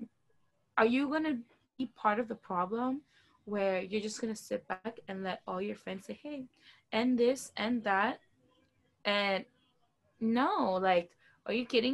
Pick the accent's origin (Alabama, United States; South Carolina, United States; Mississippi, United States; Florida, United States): Florida, United States; Miami; I'm from Miami